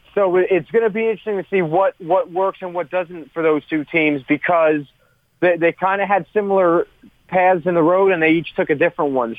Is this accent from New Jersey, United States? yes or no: yes; Westfield, New Jersey, United States; also born or lived in Summit, New Jersey; I was born in Summit, New Jersey, and I have grown up in Union County uh, my whole life, Westfield